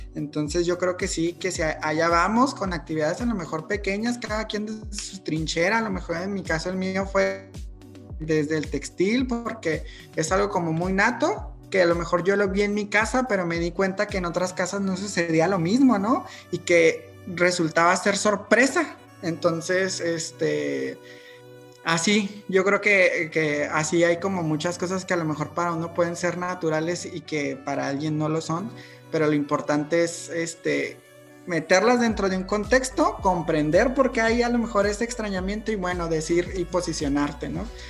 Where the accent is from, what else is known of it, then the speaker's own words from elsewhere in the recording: Mexico; soy mexicano y he crecido como, este, con esta asociación de la bandera mexicana